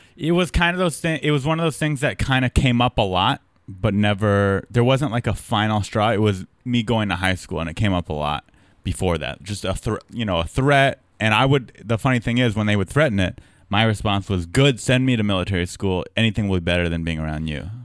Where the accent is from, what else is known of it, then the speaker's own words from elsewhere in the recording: San Diego, California, United States; I'm from San Diego.